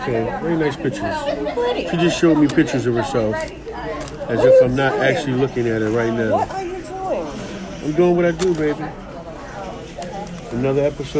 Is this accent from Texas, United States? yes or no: no; Philadelphia, Pennsylvania, United States; I'm from Philly, Philadelphia, West Philadelphia